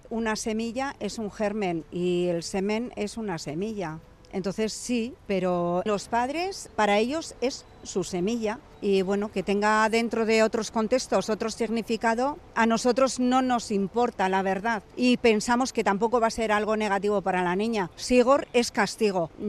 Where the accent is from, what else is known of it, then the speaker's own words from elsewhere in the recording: Zamudio, Basque Country, Spain; Existe y vive en Dulanchi, aunque soy de Zamudio.